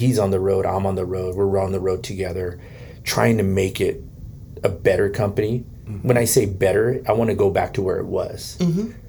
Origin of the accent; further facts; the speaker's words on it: Bay Area, California, United States; moved away as an adult; now in Vancouver, Washington, United States; I was from the Bay Area and I came here 17 years ago.